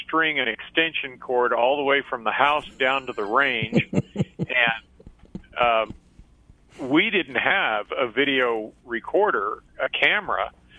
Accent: Arizona, United States; also born or lived in Abilene, Texas / Ohio / Illinois; our Texas roots go way back. But I was raised in Arizona for the most part.

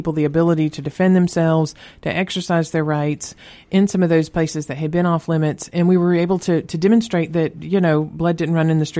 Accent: North Georgia, United States; also born or lived in Canton, Georgia; Born and raised in Georgia, down here at Northside, the Big Baby Factory, born there, and raised in North Georgia and currently reside in Canton.

